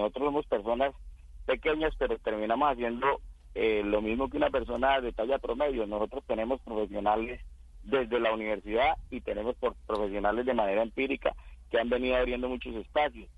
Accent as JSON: {"language": "Spanish", "region": "Casanare", "country": "Colombia", "moved": "as an adult", "said": "decidí regresar a mi, a mi pueblo, a mi departamento y el departamento de Casanare"}